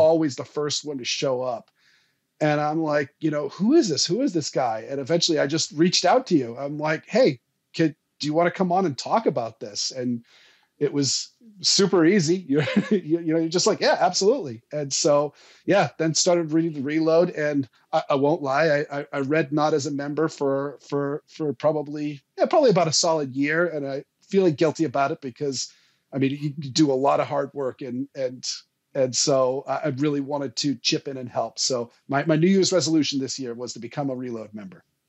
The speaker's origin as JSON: {"language": "English", "town": "Portland", "region": "Maine", "country": "United States", "tie": "born or raised there", "said": "I grew up in Southern Maine. I, I, I was born in Portland"}